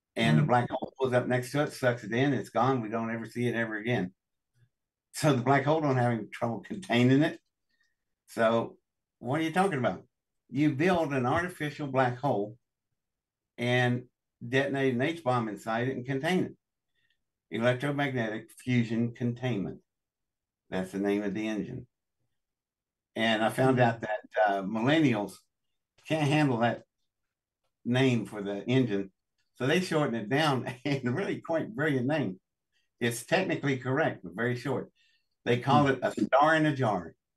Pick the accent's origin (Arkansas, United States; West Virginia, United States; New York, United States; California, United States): West Virginia, United States; Welch; I was born in Welch, West Virginia, in District 10 of the Pocahontas coalfields.